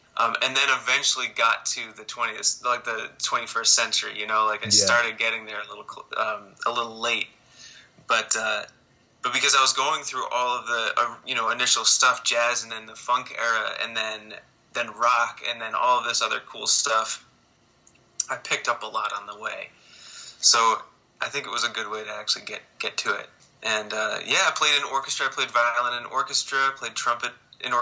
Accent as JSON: {"language": "English", "town": "Barrington", "region": "Rhode Island", "country": "United States", "tie": "born or raised there", "also_born_or_lived": "Providence, Rhode Island", "said": "I was born in Providence, Rhode Island, grew up in a town called Barrington"}